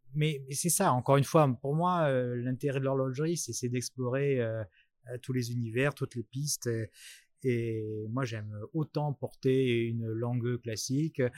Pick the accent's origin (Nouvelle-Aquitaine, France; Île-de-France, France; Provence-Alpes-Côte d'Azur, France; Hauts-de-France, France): Nouvelle-Aquitaine, France; Bordeaux; moved away as an adult; now in Paris, France; je suis monté euh, sur Paris puisque je suis je suis bordelais